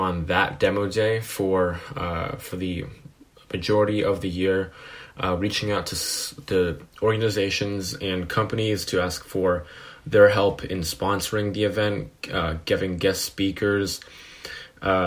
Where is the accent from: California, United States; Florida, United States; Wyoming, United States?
California, United States; Foster City; I grew up in Foster City, which is in California, the Bay Area